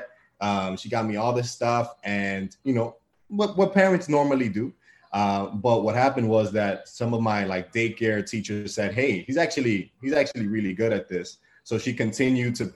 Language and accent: English; New York City, New York, United States; also born or lived in Bronx; I was born and raised in Washington Heights on the block of 170th between St. Nicholas and Audubon.